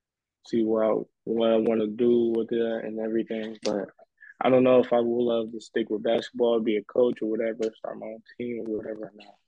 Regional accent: Indiana, United States; born or raised there; moved away as an adult; now in California, United States

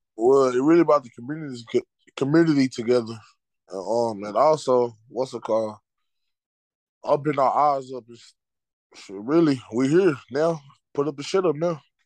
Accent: Dallas, Texas, United States; I'm from Dallas.

